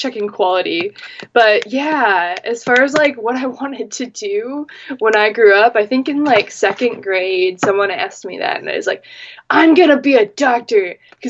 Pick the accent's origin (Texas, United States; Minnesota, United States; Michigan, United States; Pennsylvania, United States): Minnesota, United States; I am a Minnesotan, born and bred, Midwestern